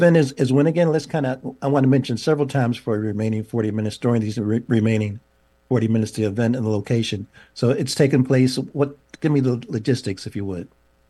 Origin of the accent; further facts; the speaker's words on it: Pittsburgh, Pennsylvania, United States; I'm from Pittsburgh